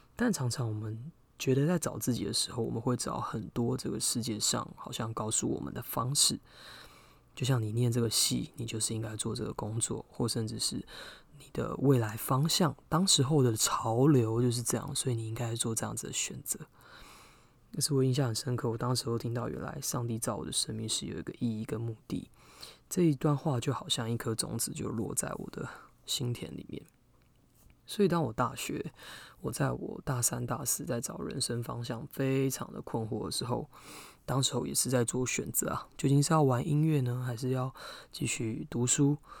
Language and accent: Chinese; southern Taiwan, Taiwan; 我是南部人嘛